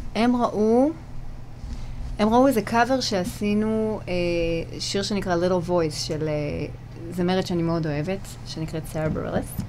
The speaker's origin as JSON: {"language": "Hebrew", "country": "Israel", "said": "אני ישראלית ששרה באנגלית"}